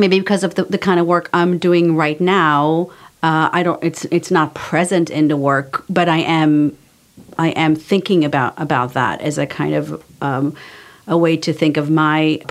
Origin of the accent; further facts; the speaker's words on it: Israel; moved away as an adult; now in United States; I grew up in Israel, I lived there for 19 years and I left because it was too much for me